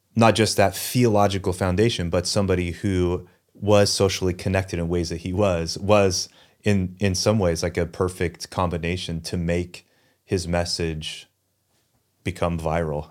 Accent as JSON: {"language": "English", "town": "Newberg", "region": "Oregon", "country": "United States", "tie": "born or raised there", "also_born_or_lived": "New England", "said": "I grew up in Newburgh, went to school here in Newburgh for college"}